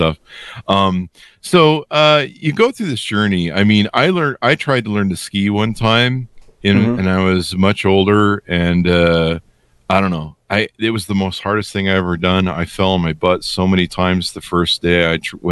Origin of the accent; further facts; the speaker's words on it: Los Angeles, California, United States; also born or lived in La Crescenta, California; now in Utah, United States; I was born and raised in North Hollywood